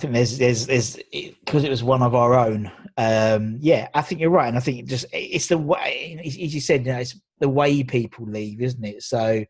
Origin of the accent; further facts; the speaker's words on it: Loughton, East of England, United Kingdom; now in Romford, United Kingdom; I'm Loughton. I live in Romford